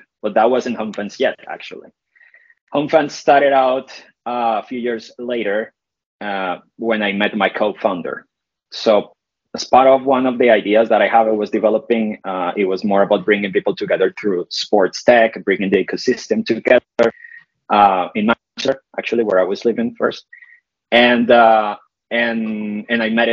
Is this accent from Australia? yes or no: no; Colombia; moved away as an adult; now in United Kingdom; I'm Colombian originally, but I've been living in the UK now for some years, so part British.